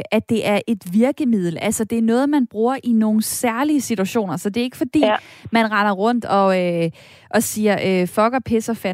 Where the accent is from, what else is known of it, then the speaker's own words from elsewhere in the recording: France; Danish is a second language; jeg banner på fransk, fordi jeg er franskmand.